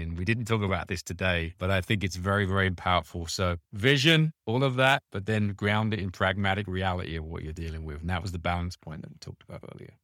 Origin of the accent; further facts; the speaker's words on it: United Kingdom; I'm British, a background